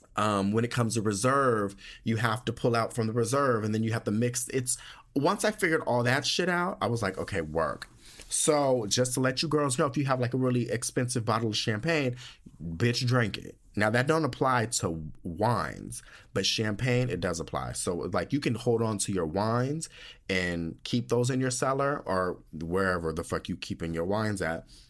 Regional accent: United States; moved away; being from the United States.

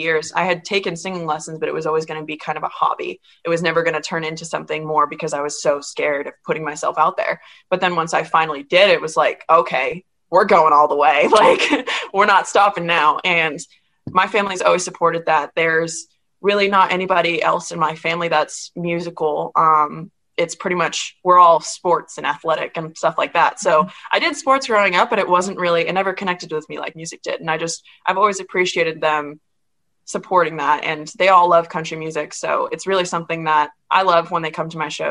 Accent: Worcester, Massachusetts, United States; also born or lived in Boston; I am from Boston and Worcester, but if you don't know Worcester, then I'm from Boston.

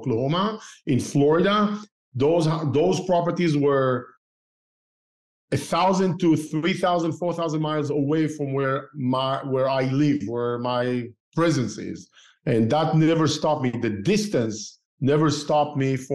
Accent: Israel; moved away as an adult; also born or lived in Tel Aviv, Israel / Northern California, United States; now in Southern California, United States; I used to live in Israel, right? And I started investing while I grew up in Israel. While I used to live in Tel Aviv as a young engineer

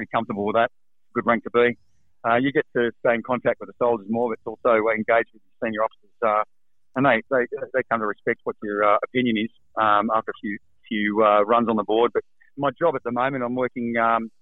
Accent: Central Coast, New South Wales, Australia; also born or lived in Dubbo; Originally grew up on the Central Coast, actually

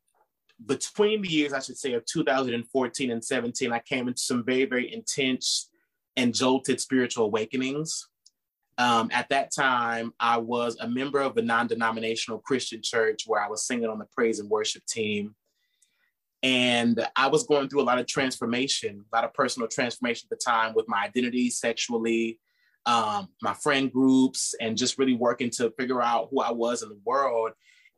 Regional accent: Pasadena, California, United States; I was born and raised in Pasadena, California, which is a suburb within the LA County outside of the city

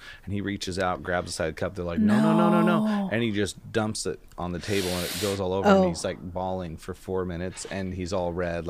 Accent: Amboy, Washington, United States; Like I grew up in Amboy, Washington, but I don't go back there, so I can say it and it's fine.

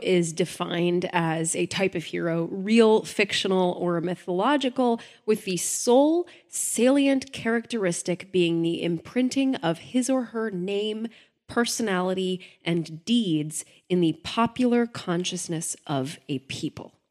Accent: United States

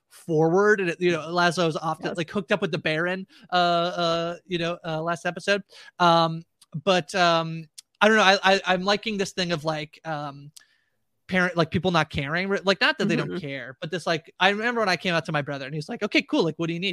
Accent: Canada; I'm Canadian.

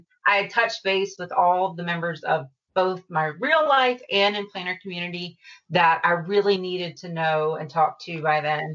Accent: the South, United States; I'm from the South

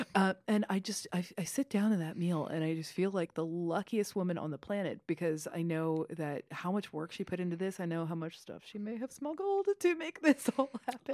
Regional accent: Kentucky, United States; moved away; I grew up in Kentucky

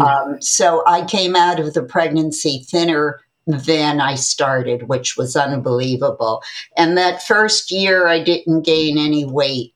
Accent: Connecticut, United States; I uh, am a native Connecticut born person

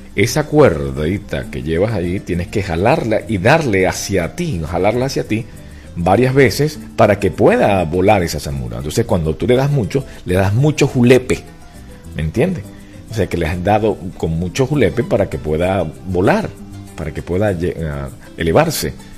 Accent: Venezuela; now in United States; la forma de hablar del venezolano. Inclusive una de las cosas que a mí me, da, me llama la atención es que sin darnos cuenta usamos ciertas expresiones

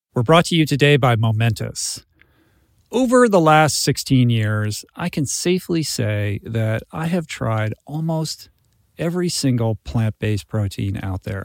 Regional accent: Washington, District of Columbia, United States; moved away; also born or lived in Santa Monica; in Washington, D C, in my hometown

